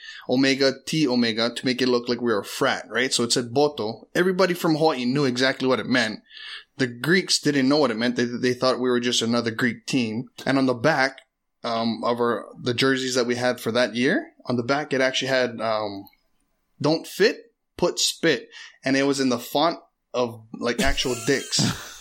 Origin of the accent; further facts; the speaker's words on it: Philippines; I am Filipino though